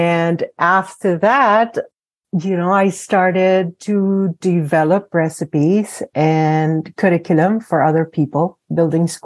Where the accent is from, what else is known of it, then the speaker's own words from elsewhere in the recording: Philippines; moved away; I grew up in the Philippines. I am Filipina.